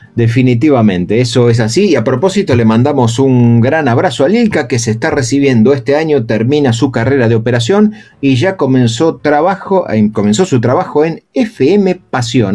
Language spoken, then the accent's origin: Spanish; Argentina